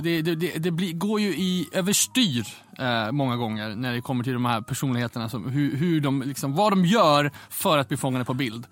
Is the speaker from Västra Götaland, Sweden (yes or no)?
no; Umeå, Västerbotten County, Sweden; moved away; kommer från Umeå ursprungligen. Ja. Och jag är ju kommer från punk och hardcore-rörelsens Umeå där jag är uppvuxen på slutet på 90-talet